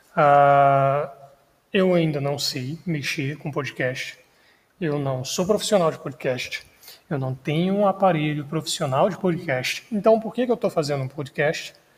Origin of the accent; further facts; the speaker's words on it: Minas Gerais, Brazil; eu sou mineiro